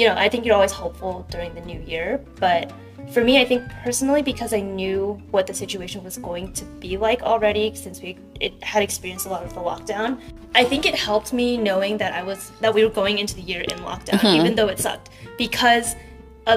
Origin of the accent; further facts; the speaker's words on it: Fremont, California, United States; I grew up in Fremont, which is on the east side of the Bay Area, and it's about like an hour from San Francisco